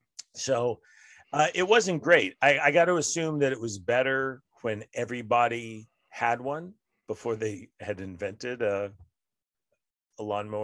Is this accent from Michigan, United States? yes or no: no; Denver, Colorado, United States; also born or lived in Austin, United States; I just say I'm from Denver by way of Austin, and that seems to answer all their questions.